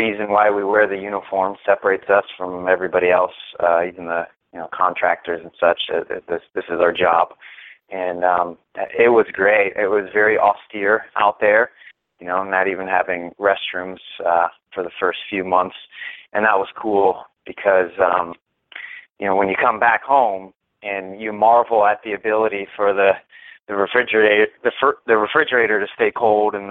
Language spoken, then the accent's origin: English; Florida, United States; moved away as an adult; I was raised in Florida, and that's where I joined the Air Force